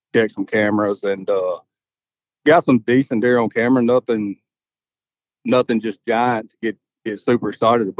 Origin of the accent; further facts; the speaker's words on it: Dumas, Arkansas, United States; I'm from Dumas, Arkansas, which is Southeast Arkansas, Southeast portion of the state